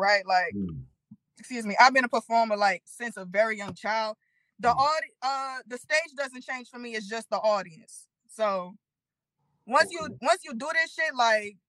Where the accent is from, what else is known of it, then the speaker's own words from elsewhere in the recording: New Orleans, Louisiana, United States; I'm from New Orleans, baby. We wear colors to our funeral because we celebrate life around here